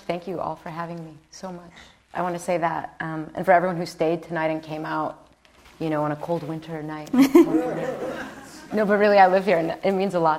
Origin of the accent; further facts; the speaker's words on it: Chicago, Illinois, United States; I'm an Irish girl from Chicago, so I'm not Nicaraguan.